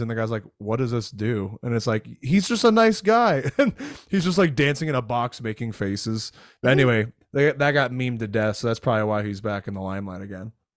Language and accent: English; Florida, United States; moved away; I grew up in Florida